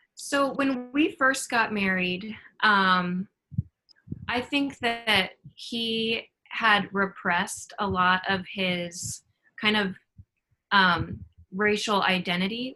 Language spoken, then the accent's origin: English; North Platte, Nebraska, United States; moved away; I was raised in North Platte, which is a community of about 25,000 people.